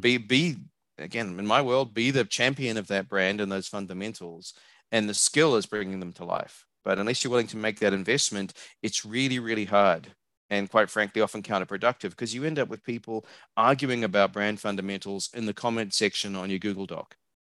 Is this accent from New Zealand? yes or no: yes; New Zealand; also born or lived in Australia / Hong Kong / New Jersey; now in Austin, Texas, United States; if you can tell by my accent, I'm not from around here. I'm a New Zealander.